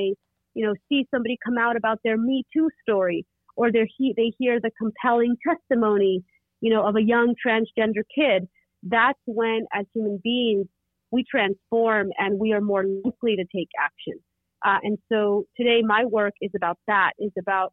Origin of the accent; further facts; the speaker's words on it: Oakland, California, United States; I grew up in Oakland, California, home of the Black Panther